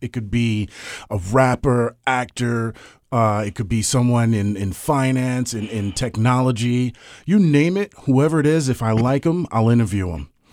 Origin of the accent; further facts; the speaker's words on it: Georgetown, Guyana; also born or lived in Brooklyn, New York; now in United States; I'm a hundred percent West Indian. I'm Guyanese